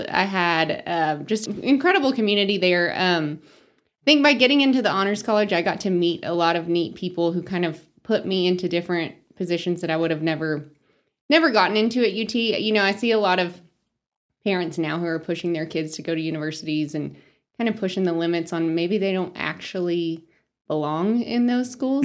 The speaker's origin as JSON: {"language": "English", "town": "Spearman", "region": "Texas", "country": "United States", "tie": "born or raised there", "also_born_or_lived": "Lubbock, Texas", "moved": "as an adult", "lives_now": "Amarillo, United States", "said": "I grew up in Spearmint, small town girl"}